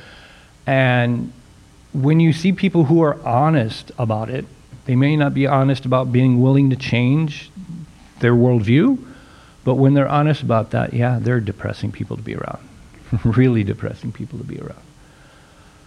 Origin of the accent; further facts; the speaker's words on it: Nebraska, United States; I'm from Nebraska